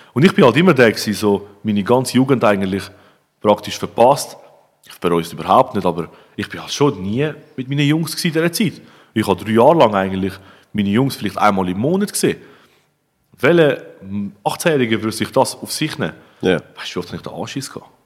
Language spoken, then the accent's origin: German; Switzerland; bei uns in der Schweiz